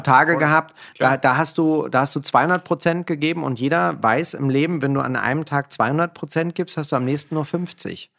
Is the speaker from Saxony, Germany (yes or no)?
no; Berlin, Germany; also born or lived in near Frankfurt; wir sind hier gerade in Kreuzberg, wo ich aufgewachsen bin